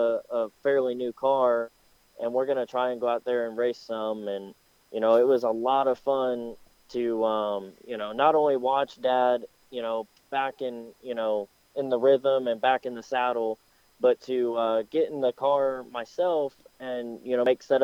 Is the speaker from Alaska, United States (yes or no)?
no; Anderson, Indiana, United States; my hometown track, Anderson Speedway